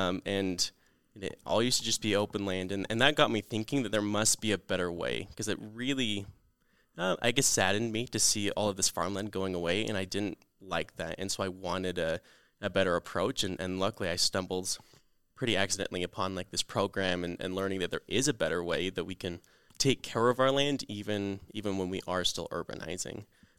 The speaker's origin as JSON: {"language": "English", "town": "Lehigh", "country": "United States", "tie": "born or raised there", "said": "I grew up in Lehigh, and Lehigh used to be really open, lots of farms, great farmland."}